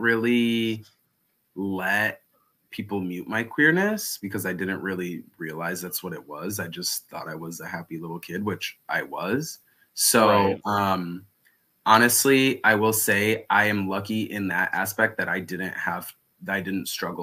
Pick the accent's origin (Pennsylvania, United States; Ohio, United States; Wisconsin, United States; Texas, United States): Wisconsin, United States; Milwaukee; moved away as an adult; also born or lived in Los Angeles, United States; now in New York, United States; originally I am from Milwaukee, Wisconsin. So that's where I grew up